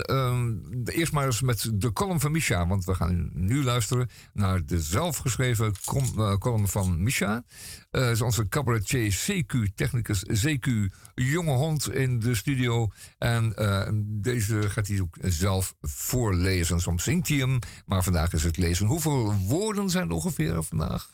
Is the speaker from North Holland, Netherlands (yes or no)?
yes; Amsterdam, North Holland, Netherlands; Als echte Amsterdammer